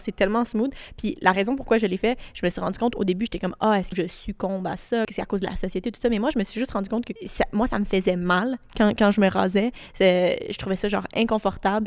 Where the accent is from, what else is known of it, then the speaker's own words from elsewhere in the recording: rural Quebec, Canada; Quand j'étais au secondaire, euh, je venais d'une petite campagne du Québec